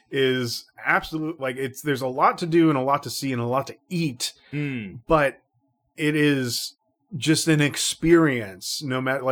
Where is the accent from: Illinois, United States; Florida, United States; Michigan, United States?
Florida, United States; Orlando; I grew up in Central Florida. And there is a very famous city there called Orlando. So Orlando. I was very, very close to Orlando for a lot of my life.